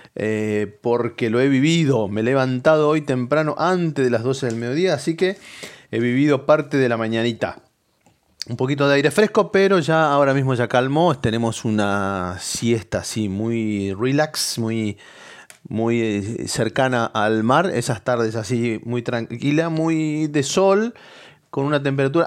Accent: Moreno, Buenos Aires Province, Argentina; moved away; la ciudad de donde salimos de la provincia de Buenos Aires, que es, que es de Moreno

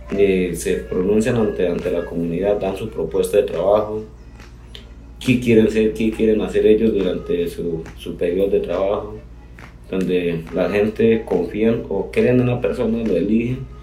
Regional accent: Colombia; nosotros como ciudadanos o como colombianos

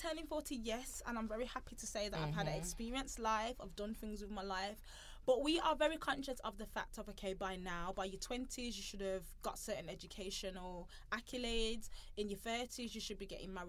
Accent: Birmingham, West Midlands, United Kingdom; we're from Birmingham. We're two Afro-Caribbean ladies

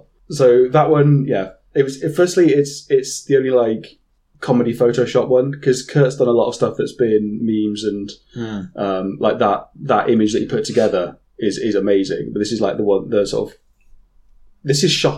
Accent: United Kingdom; I am British

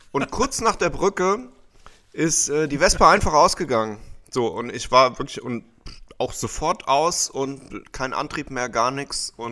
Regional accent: Germany; hier bei uns in Deutschland

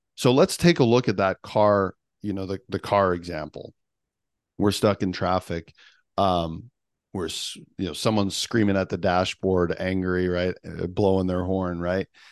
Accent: Canada; I'm Canadian

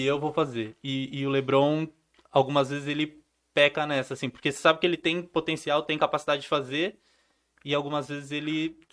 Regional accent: Santo André, São Paulo, Brazil; Santo André, que é de onde eu sou

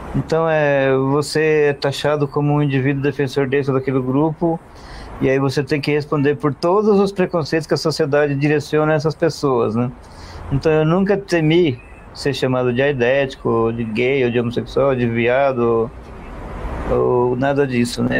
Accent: Northeast Region, Brazil; moved away; eu sou, eu sou nordestino, né? Eu sou imigrante

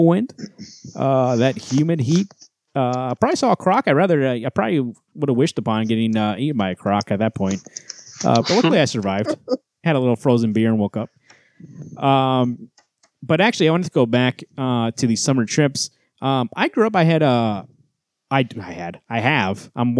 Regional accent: Los Angeles, California, United States; I grew up in Los Angeles.

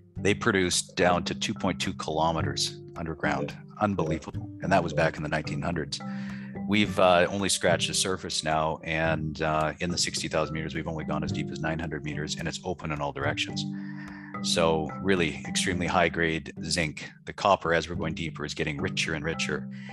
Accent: Scotland, United Kingdom; my background's being Scottish

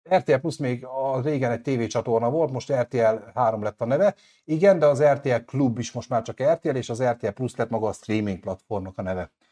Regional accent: Hungary; magyar vagyok

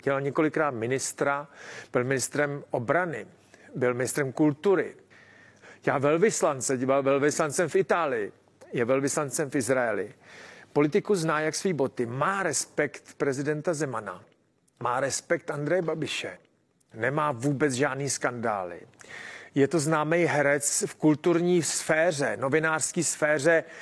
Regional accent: Czechia

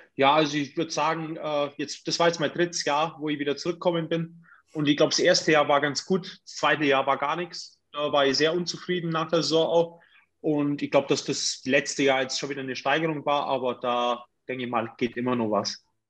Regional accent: Augsburg, Bavaria, Germany; also born or lived in Königsbrunn; ich bin eigentlich ein Göckinger

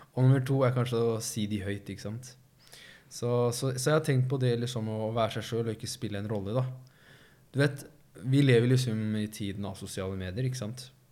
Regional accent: Risør, Agder, Norway; jeg kjente jo alle sammen i Risør

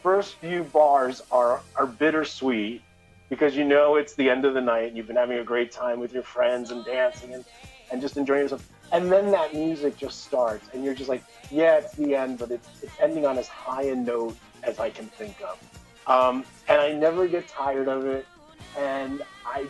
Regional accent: Elizabeth, New Jersey, United States; I was old enough to go to downtown Elizabeth, my hometown

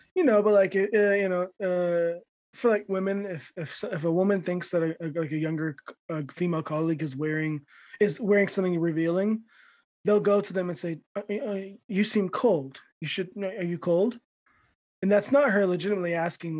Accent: United States; now in Japan; as an American

